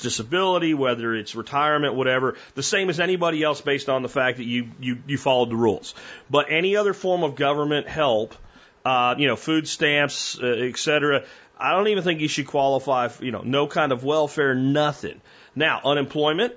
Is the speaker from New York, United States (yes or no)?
no; Pennsylvania, United States; moved away; when I was a kid growing up in Pennsylvania